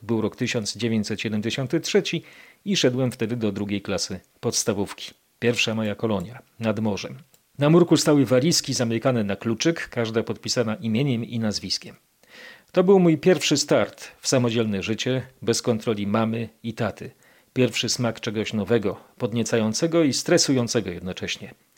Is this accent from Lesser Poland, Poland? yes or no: yes; Kraków, Lesser Poland, Poland; pamiętam centrum Nowej Huty sprzed dziesięcioleci, bo mieszkam tu od urodzenia